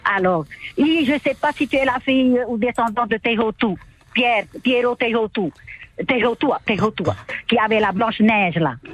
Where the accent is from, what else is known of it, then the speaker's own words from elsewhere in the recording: Papara, French Polynesia; Quand j'étais petite, à Papara